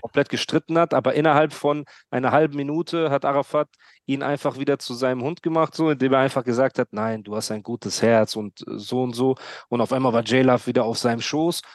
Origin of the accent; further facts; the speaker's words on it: Heidelberg, Baden-Württemberg, Germany; aber bin ich auch Heidelberger